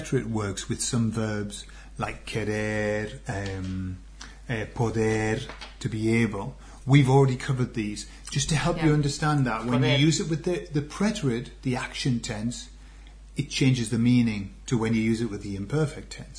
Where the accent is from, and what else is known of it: North East England, United Kingdom; accent: mild Geordie, northern; moved away